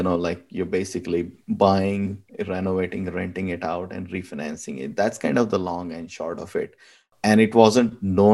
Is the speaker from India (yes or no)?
yes; India; moved away as an adult; now in United States; back home, I'm from India